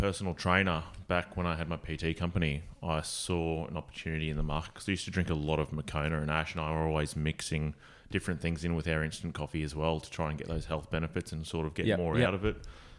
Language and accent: English; Magnetic Island, Queensland, Australia; I grew up on Magnetic